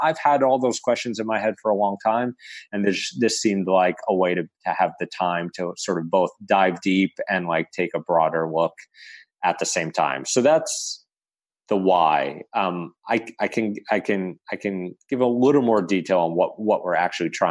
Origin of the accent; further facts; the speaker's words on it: New York City, New York, United States; my hometown of Staten Island, New York